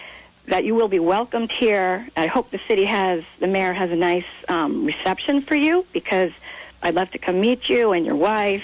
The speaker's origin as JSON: {"language": "English", "town": "Burlington", "region": "Vermont", "country": "United States", "tie": "born or raised there", "lives_now": "South Burlington, United States", "said": "I live in South Burlington, but I was born and raised in Burlington."}